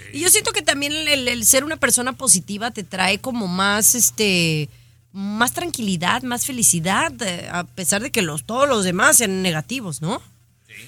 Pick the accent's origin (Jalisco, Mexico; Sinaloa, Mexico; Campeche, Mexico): Jalisco, Mexico; Zapopan; yo soy de Zapopan